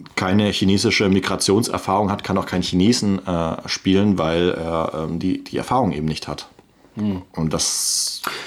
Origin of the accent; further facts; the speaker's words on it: Swabia, Germany; bin ja Schwabe